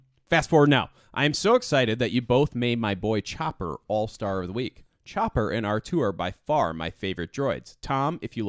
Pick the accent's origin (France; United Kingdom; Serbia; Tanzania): France; Le Havre, Normandy; Little did you know, I come from Normandy.